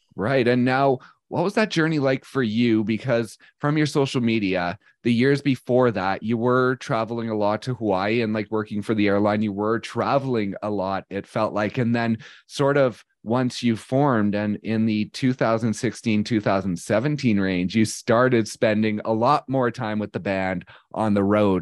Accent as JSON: {"language": "English", "country": "Canada", "said": "I am a Canadian of, bor-, raised in the nineties and early two thousands"}